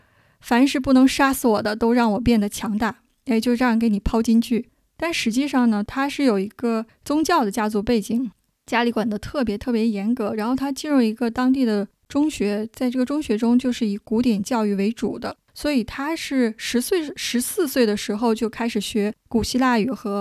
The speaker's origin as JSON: {"language": "Chinese", "country": "China", "said": "作为我们中国人、亚洲人"}